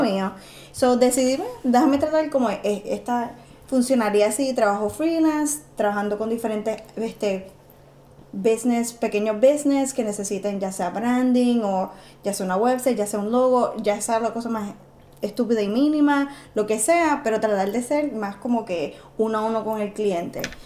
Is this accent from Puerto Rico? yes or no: yes; Puerto Rico; now in Chicago, United States; quién es el puertorriqueño, quiénes somos y qué estamos haciendo aquí y por qué somos puertorriqueños